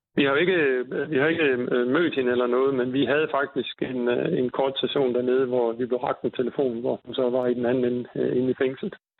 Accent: North Jutland, North Denmark Region, Denmark; jeg er fra Nordjylland

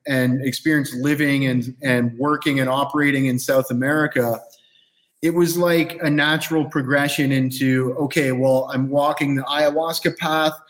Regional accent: Canada; moved away as an adult; now in Costa Rica; I grew up in Canada

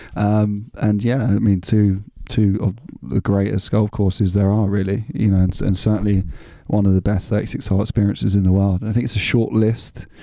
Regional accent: London, United Kingdom; moved away as an adult; now in France; when I was a kid, growing up in London, my part of London was in Kent County

